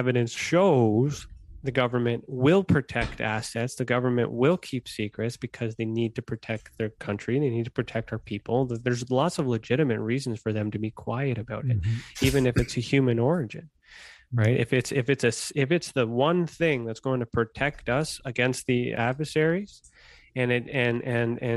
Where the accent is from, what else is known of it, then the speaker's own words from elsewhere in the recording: Canada; I'm Canadian